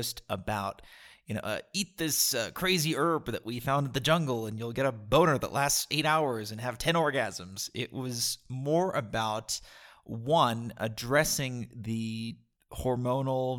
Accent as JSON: {"language": "English", "country": "United States", "said": "As an American who has traveled around the world several times over"}